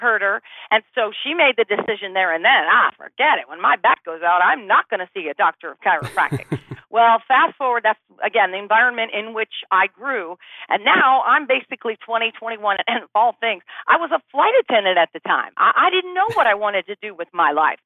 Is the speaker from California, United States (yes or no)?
yes; Bay Area, California, United States; moved away as an adult; also born or lived in Los Angeles, California; now in Austin, United States; I grew up in the Bay Area